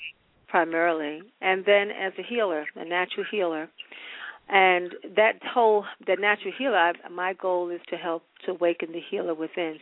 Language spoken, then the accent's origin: English; New York, United States; born or raised there